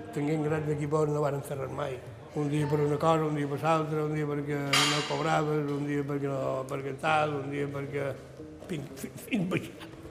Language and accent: Catalan; Palma, Balearic Islands, Spain; jo vaig néixer a Can de Baleares